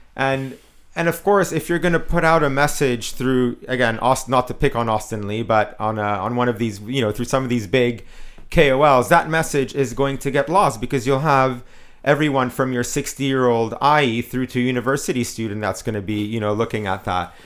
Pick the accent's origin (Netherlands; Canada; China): Canada; I'm Canadian